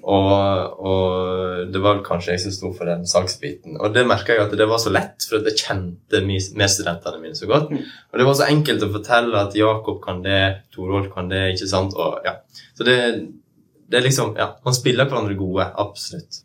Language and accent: Norwegian; Western Norway, Norway; moved away; Jeg er ikke herifra. Jeg er vestlending